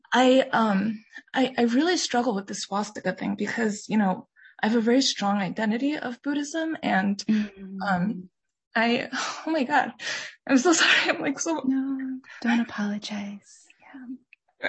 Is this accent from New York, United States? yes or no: yes; New York City, New York, United States; we mm. were growing up in New York City